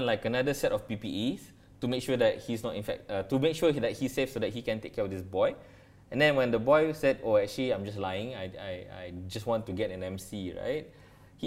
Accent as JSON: {"language": "English", "country": "Malaysia", "said": "I'm a Malaysian"}